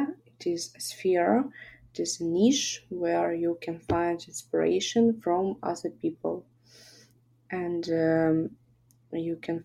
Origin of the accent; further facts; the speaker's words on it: Kharkiv, Kharkiv Oblast, Ukraine; I'm originally from Kharkiv